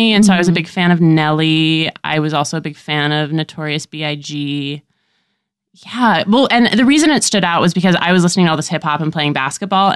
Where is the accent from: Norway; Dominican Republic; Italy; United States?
United States; San Diego, California; also born or lived in Washington Heights, New York City; now in New York City, United States; I'm from Southern California originally. Like, I was born in San Diego and I still have family there.